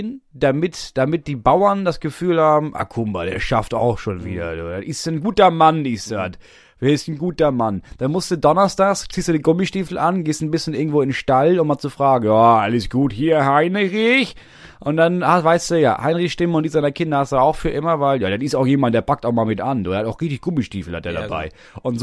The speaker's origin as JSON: {"language": "German", "town": "Stuttgart", "region": "Baden-Württemberg", "country": "Germany", "said": "so, und da bin ich als Stuttgarter"}